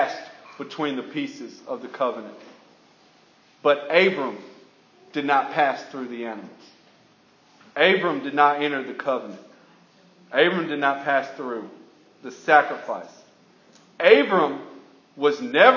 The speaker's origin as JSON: {"language": "English", "region": "Alabama", "country": "United States", "said": "I'm from Alabama."}